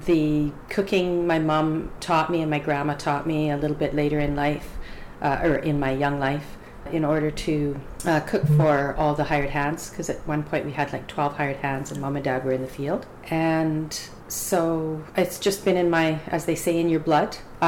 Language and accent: English; Alberta, Canada; now in Victoria, Canada; I'm Cree Métis heritage, and I was raised in Alberta.